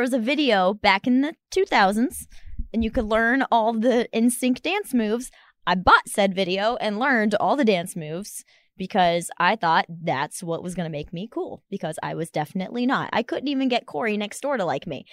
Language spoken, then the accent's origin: English; Ohio, United States; we're both from Ohio